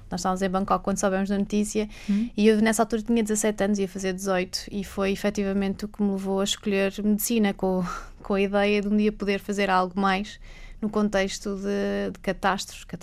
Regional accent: Macau; moved away; eu sou de Macau. Ah, e, curioso. Nascida, crescida

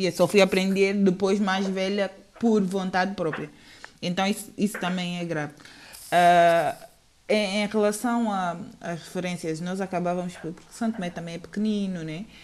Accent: Angola; born there; é Angola, nós temos uma roça que foi rebatizada com o nome de Agostineto, foi onde eu nasci, diga-se de passagem.

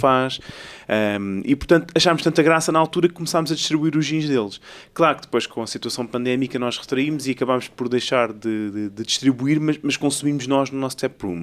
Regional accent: Ericeira, Lisbon, Portugal; Eu sou, eu sou de Ericeira, praticamente, eu vivi lá a minha vida quase toda

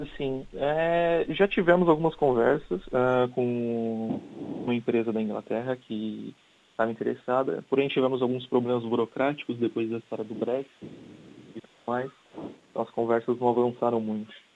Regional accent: São Paulo, Brazil; first language Portuguese; moved away as an adult; also born or lived in Germany / Indonesia / Africa; now in Coimbra, Portugal; Eu sou brasileiro. E eu, eu, gosto muito daqui. O clima, as pessoas são amigáveis. Uh, eu vim de uma cidade grande, que é São Paulo

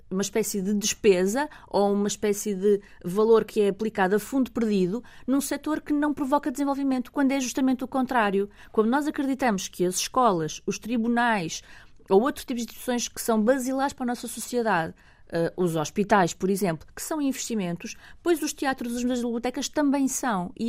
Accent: Lisbon, Portugal; Eu, como venho de Lisboa, não, não

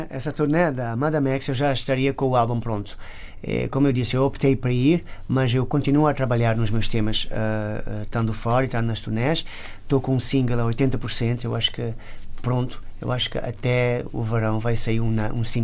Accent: Portugal; Sou português. Sou é português verdade, da lista.

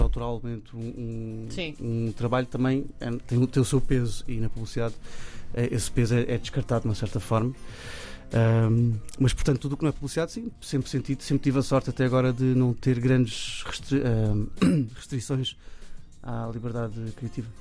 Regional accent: Cascais, Lisbon, Portugal; Eu, cresci em Cascais

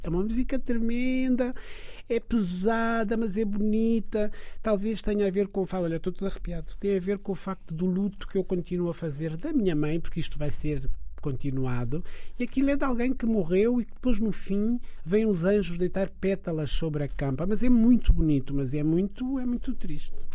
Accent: Niassa, Mozambique; now in Portugal; onde eu nasci no Niassa

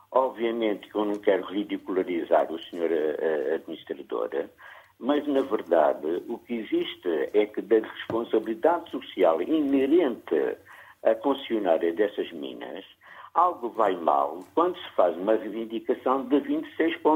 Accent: Angola; eu, como angolano

